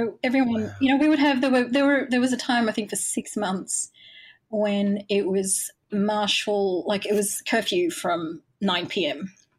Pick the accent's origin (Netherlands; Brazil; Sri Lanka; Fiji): Sri Lanka; Galle, Southern Province; born there; spent some time on the coast where my mum was from, because she's from around a village near Gaul. And I was born in Gaul.